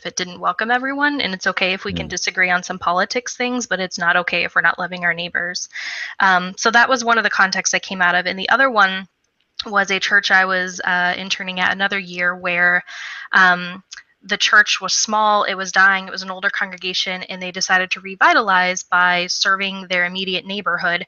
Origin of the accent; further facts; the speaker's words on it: Missouri, United States; moved away; I was home in my home state of Missouri